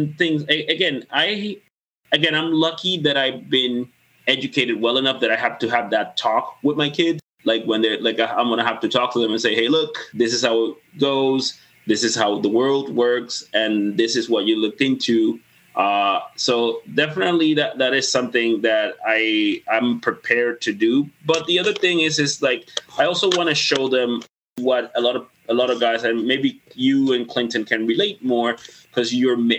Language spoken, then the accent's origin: English; Dominican Republic; now in Canada; I grew up in the Caribbean, in the Spanish Caribbean